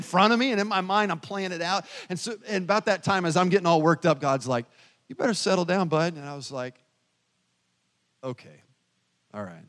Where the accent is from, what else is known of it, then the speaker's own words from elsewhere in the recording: the South, United States; now in Pekin, United States; I'm from the South